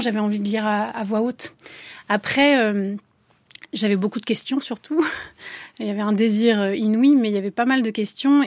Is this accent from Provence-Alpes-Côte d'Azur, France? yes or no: yes; Avignon, Provence-Alpes-Côte d'Azur, France; je suis d'Avignon